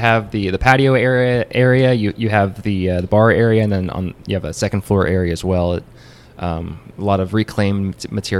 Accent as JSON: {"language": "English", "town": "Louisville", "region": "Kentucky", "country": "United States", "said": "So I'm from Louisville"}